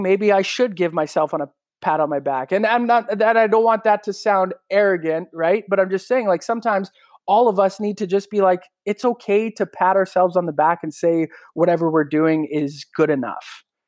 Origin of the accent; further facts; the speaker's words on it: Regina, Saskatchewan, Canada; I'm able to do a morning show in my hometown